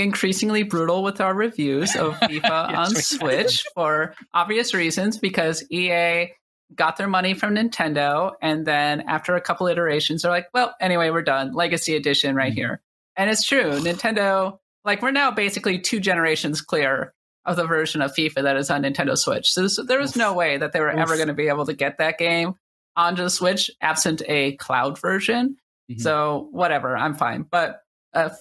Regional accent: Minnesota, United States; accent: Minnesotan; I'm from Minnesota

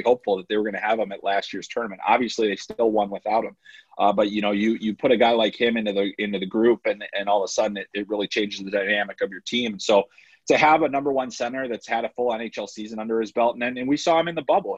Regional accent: United States; as an American

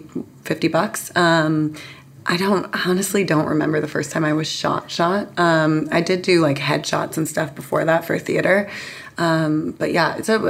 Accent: San Diego, California, United States; also born or lived in London; that's where I grew up. I was born in London, but was raised in San Diego

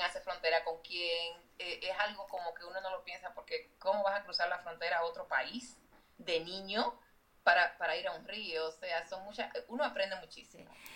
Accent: Dominican Republic; moved away as an adult; now in United States; yo crecí en la República Dominicana y cuando ya fui, me vi de adulta aquí

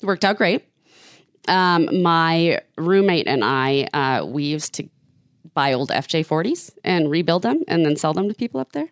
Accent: Shoreline, Washington, United States; I was born in Shoreline, Washington. and raised in the same area.

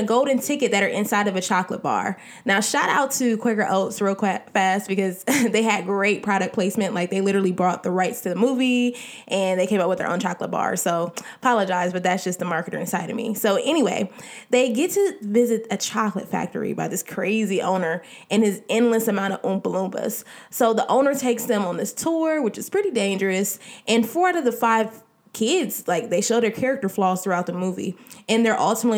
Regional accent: Columbus, Ohio, United States; also born or lived in Cincinnati, Ohio; We were both born and raised in Columbus, Ohio.

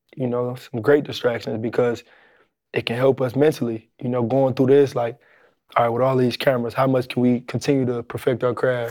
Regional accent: Detroit, Michigan, United States; growing up in Detroit

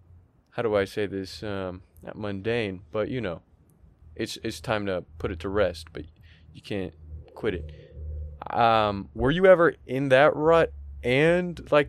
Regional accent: Canada; I'm Canadian, well, dude.

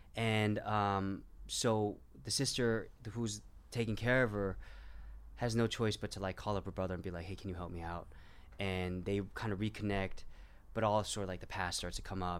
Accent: Orange County, California, United States; also born or lived in Garden Grove, California; I was born in Garden Grove, and I grew up mostly, you know, in the suburbs of Orange County

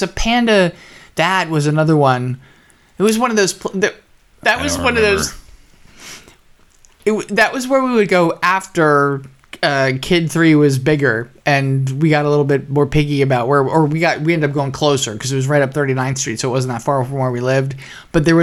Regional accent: New Jersey, United States; moved away; also born or lived in Oklahoma City; when I was growing up in New Jersey

